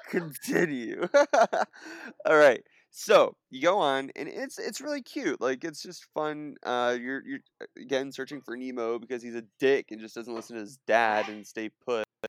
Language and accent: English; Southern California, United States; I grew up in Southern California